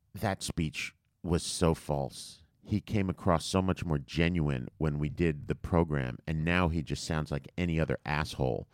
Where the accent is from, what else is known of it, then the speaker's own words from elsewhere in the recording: United States; we're American